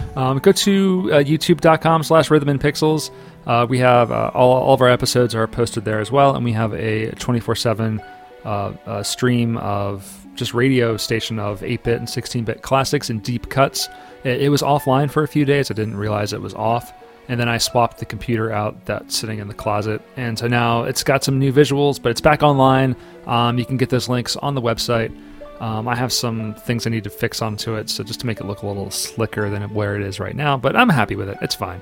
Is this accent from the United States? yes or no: yes; Wilmington, Delaware, United States; we're from Wilmington